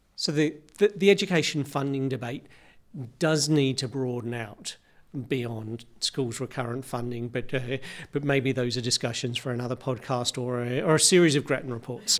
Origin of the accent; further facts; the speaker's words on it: Victoria, Australia; in Victoria, my home state